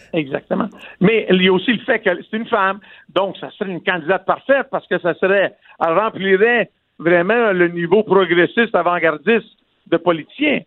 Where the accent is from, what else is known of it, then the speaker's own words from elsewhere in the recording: Quebec, Canada; Je suis né au Québec